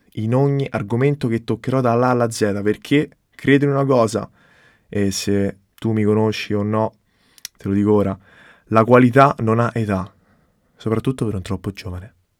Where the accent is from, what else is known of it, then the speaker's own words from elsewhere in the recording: Rome, Lazio, Italy; moved away as an adult; now in Florence, Italy; vengo da Roma, ma studio fashion business a Firenze